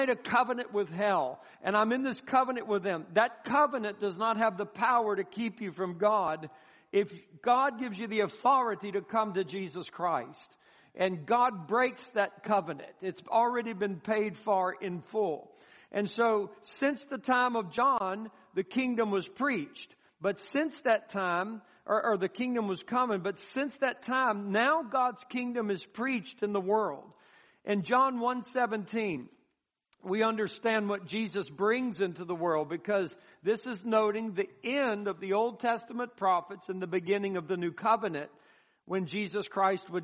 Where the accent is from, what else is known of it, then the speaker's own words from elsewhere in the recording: United States; us as an American people